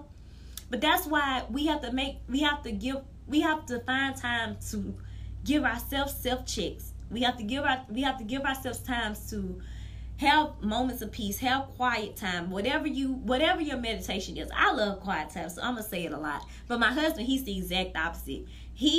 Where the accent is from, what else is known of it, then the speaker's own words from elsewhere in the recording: Mississippi, United States; from Verkaden, Mississippi.